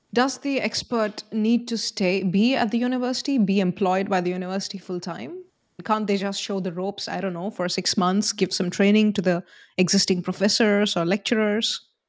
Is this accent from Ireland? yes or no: no; India; I'm from India. Both of us are from India.